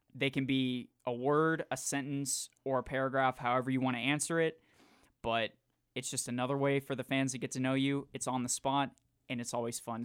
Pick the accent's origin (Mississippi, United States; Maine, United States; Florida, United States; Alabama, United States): Florida, United States; Jacksonville; moved away; I'm from Jacksonville